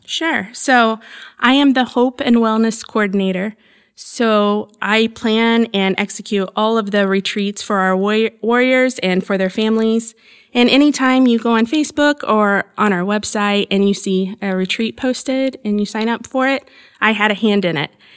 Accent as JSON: {"language": "English", "town": "Evansville", "region": "Indiana", "country": "United States", "tie": "born or raised there", "said": "I was born and raised in Southern Indiana. I'm near Evansville, so right on the Kentucky, Illinois border of Indiana"}